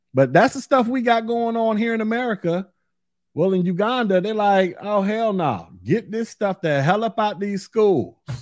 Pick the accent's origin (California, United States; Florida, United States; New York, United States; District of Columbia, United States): Florida, United States; in my home state of Florida